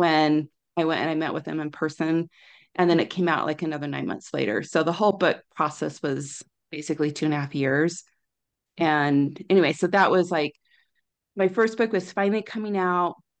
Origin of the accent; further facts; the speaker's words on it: Orem, Utah, United States; also born or lived in California; I grew up in Orem